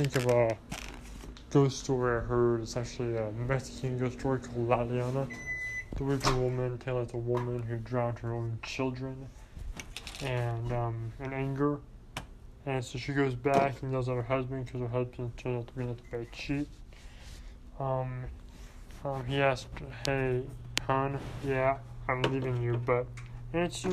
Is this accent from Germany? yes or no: no; Ireland; I am Irish